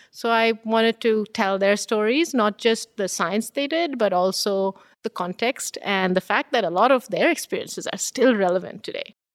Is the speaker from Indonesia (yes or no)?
no; Bengal, India; now in Canada; being born and raised in India